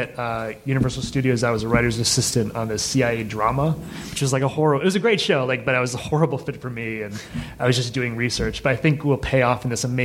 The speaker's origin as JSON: {"language": "English", "region": "Massachusetts", "country": "United States", "moved": "yes", "said": "I'm from Massachusetts"}